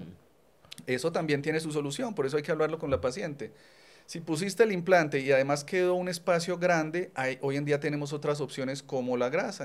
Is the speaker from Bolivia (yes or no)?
no; Colombia; now in Medellín, Colombia; así somos los colombianos